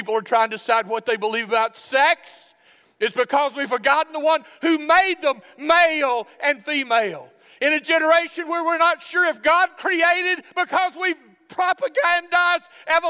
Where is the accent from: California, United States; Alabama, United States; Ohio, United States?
Alabama, United States; now in Broken Arrow, United States; I'm from Alabama